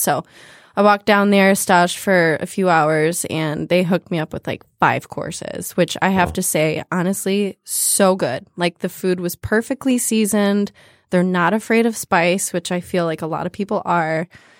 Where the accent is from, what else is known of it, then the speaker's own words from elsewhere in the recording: Farmington Hills, Michigan, United States; Oh, yeah. Okay. I grew up in Metro Detroit, Farmington Hills.